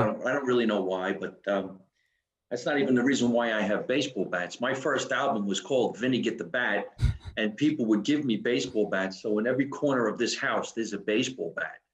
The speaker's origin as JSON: {"language": "English", "region": "New Jersey", "country": "United States", "said": "I'm from New Jersey"}